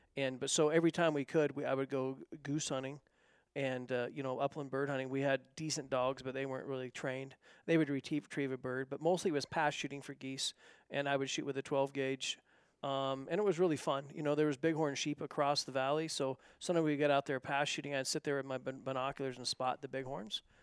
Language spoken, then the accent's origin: English; north of Bend, Central Oregon, United States; moved away; I grew up in Central Oregon, north of Bend